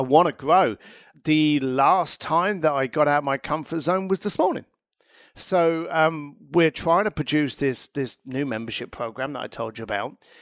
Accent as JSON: {"language": "English", "region": "London", "country": "United Kingdom", "tie": "born or raised there", "moved": "yes", "said": "I'm an Irish lad from East London."}